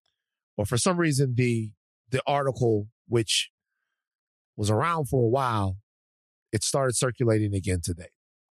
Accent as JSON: {"language": "English", "region": "Louisiana", "country": "United States", "said": "but I'm country. I'm from Louisiana, and I don't trust them."}